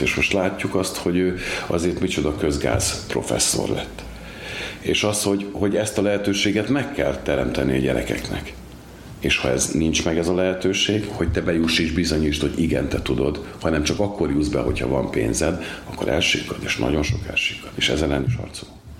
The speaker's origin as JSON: {"language": "Hungarian", "town": "Komló", "region": "Baranya", "country": "Hungary", "tie": "born or raised there", "moved": "as an adult", "lives_now": "Pécs, Hungary", "said": "Igaz, hogy Komlón születtem, 33 évig Komlón is laktam, dolgoztam a bányáknál, később költöztem idebe Pécsre"}